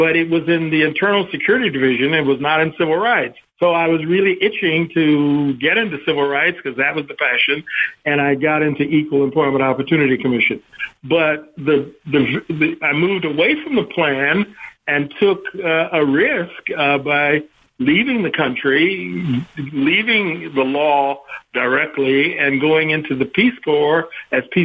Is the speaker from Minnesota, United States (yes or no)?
no; Kansas City, Kansas, United States; moved away as an adult; also born or lived in Topeka, Kansas; I'm from Kansas originally, grew up in Kansas City, Kansas, an all-black neighborhood of Kansas City